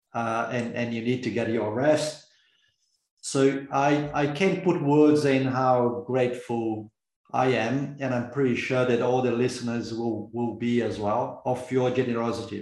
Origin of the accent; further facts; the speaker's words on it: Brazil; moved away; I'm originally from Brazil